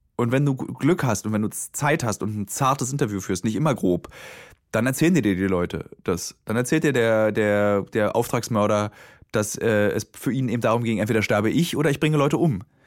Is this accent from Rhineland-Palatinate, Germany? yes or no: no; Berlin, Germany; born or raised there